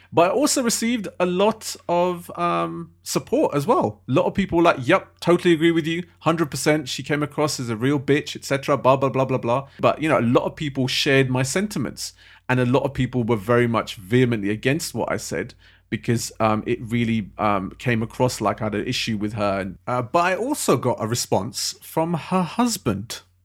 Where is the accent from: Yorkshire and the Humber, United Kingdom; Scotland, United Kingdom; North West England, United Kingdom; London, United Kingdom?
London, United Kingdom; I love being a Londoner